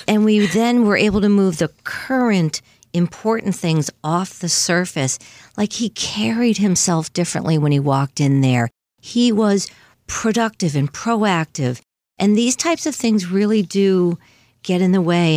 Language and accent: English; Longmeadow, Massachusetts, United States; we grew up in Long Meadow, Mass, in the four one three area code out by Springfield.